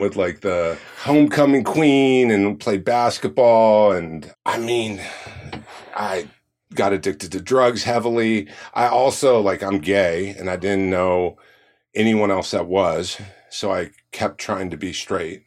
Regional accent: Orange County, California, United States; I grew up in Orange County

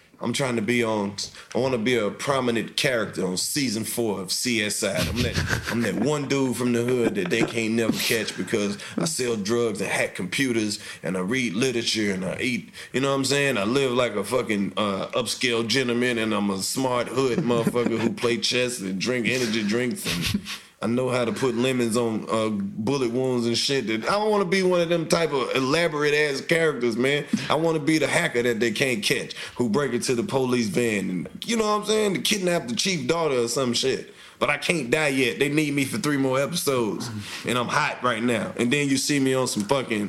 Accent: Mississippi, United States; moved away as an adult; now in Atlanta, United States; I'm from Mississippi.

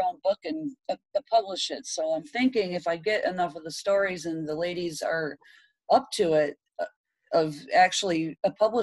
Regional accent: Michigan, United States; moved away as an adult; now in Texas, United States; I moved out to Texas, 1900 miles. I grew up in Michigan.

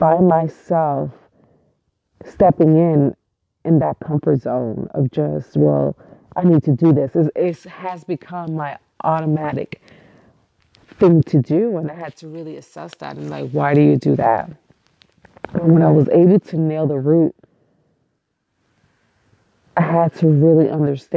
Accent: New York City, New York, United States; I was born and raised in East New York, Brooklyn, which is probably one of the hardest neighborhoods in New York and still really is

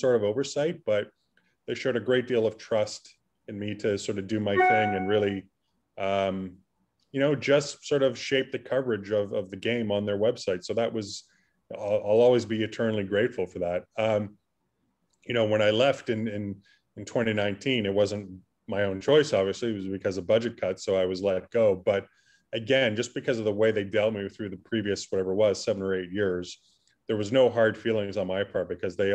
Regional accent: Burlington, Ontario, Canada; I grew up in Burlington, which is, you know, quite different from York in Northern Toronto

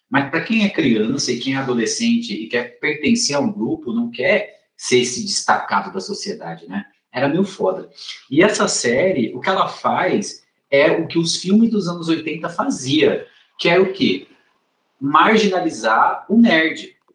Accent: Northeast Region, Brazil; eu sou, eu sou nordestino.

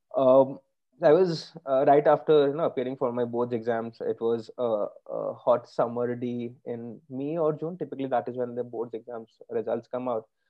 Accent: Kolkata, West Bengal, India; moved away as an adult; So I grew up in Calcutta. Uh, that's where I stayed for the first 18, 19 years of my life

